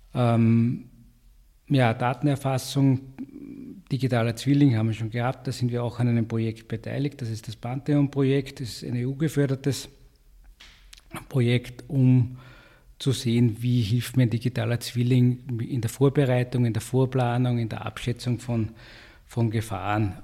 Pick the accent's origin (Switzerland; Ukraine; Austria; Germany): Austria; Upper Austria; also born or lived in Graz; now in Vienna, Austria; Ich komme aus Oberösterreich äh, mit einem starken Freiwilligenfeuerwehrwesen, schon seit Jugend, Kindesbeinen an quasi bei der, bei der Freiwilligenfeuerwehr